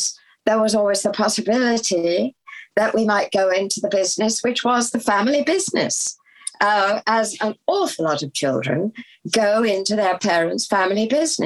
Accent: United Kingdom; also born or lived in London / Sussex; I was born in London and raised, you know, just outside London and also on a farm in the middle of Sussex

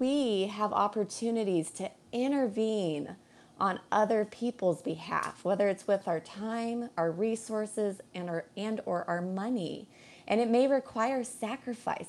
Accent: Colorado, United States; now in Hawaii, United States; I'm a Colorado girl, born and raised

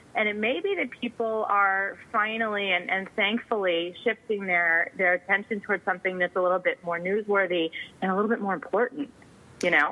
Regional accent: Northeast, United States; I grew up in the Northeast

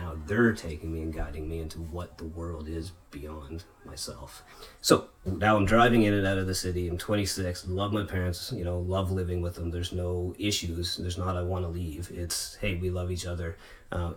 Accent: Nova Scotia, Canada; came back to Nova Scotia

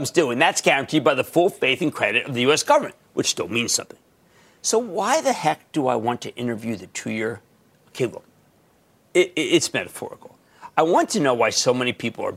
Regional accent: New Jersey, United States; New Jersey, my home state

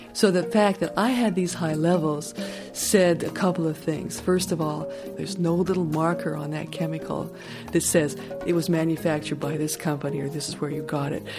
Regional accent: Colorado, United States; now in Bolinas, United States; I grew up in Colorado, a high mountain town, far away from factories and industry and incinerators

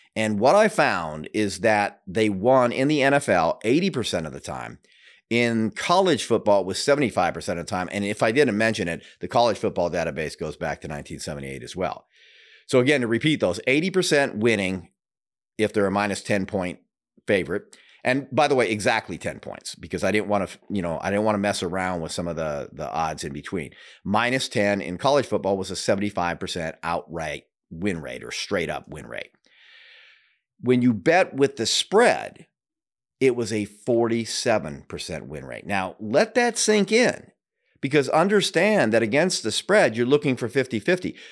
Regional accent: Seattle, Washington, United States; also born or lived in Denver; now in Florida, United States; I'm originally from Seattle, but lived in Denver for many years and am fairly new to Florida

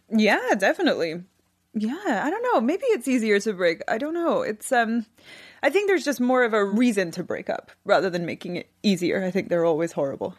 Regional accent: Scotland, United Kingdom; I'm from Scotland

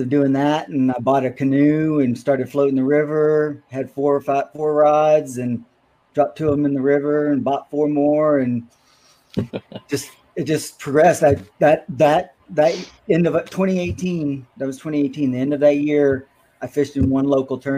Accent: Shreveport, Louisiana, United States; also born or lived in Texas; now in Minnesota, United States; I'm from Shreveport. And yes, Caddo was my home lake growing up as a kid

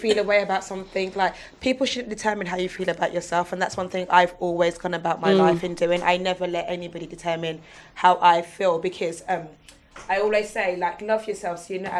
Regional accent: Essex, East of England, United Kingdom; I am also from Essex

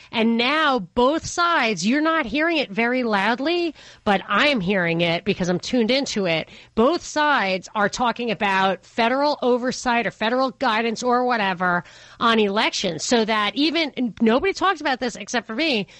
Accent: Rockland County, New York, United States; I'm from Rockland County, New York

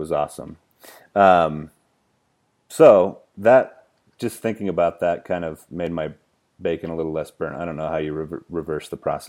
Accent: Cheyenne, Wyoming, United States; I'm from Cheyenne, Wyoming, so I'm pretty close.

